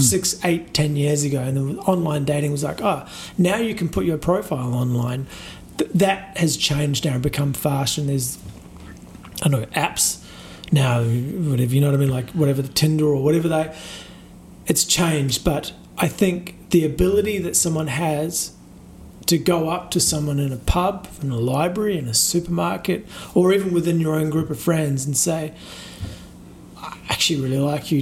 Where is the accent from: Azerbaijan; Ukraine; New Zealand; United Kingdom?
New Zealand; now in Australia; growing up in New Zealand